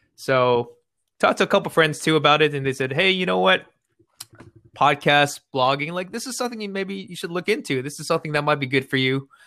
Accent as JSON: {"language": "English", "area": "Bay Area", "region": "California", "country": "United States", "tie": "born or raised there", "also_born_or_lived": "Irvine, California", "said": "I'm born and raised in the Bay Area"}